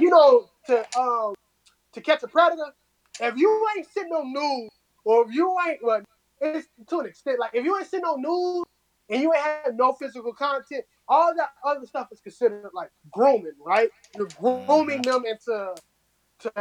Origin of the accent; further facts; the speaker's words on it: Chicago, Illinois, United States; moved away; I'm from Chicago